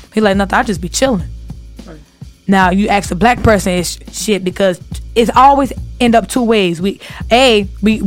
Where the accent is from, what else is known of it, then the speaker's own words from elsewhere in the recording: Chicago, Illinois, United States; I'm from Chicago.